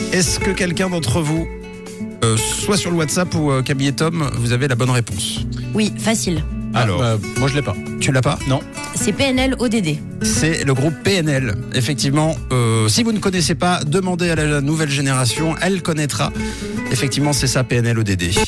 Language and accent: French; Switzerland; chez nous en Suisse